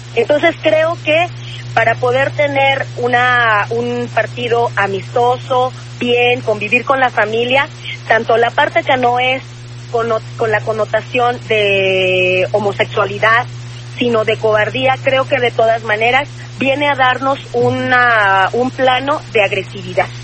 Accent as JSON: {"language": "Spanish", "region": "Mexico City", "country": "Mexico", "said": "los capitalinos y capitalinas no somos homofóbicos"}